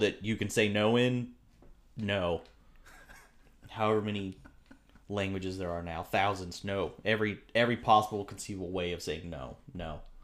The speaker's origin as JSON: {"language": "English", "region": "Southern California", "country": "United States", "tie": "born or raised there", "said": "growing up in Southern California here"}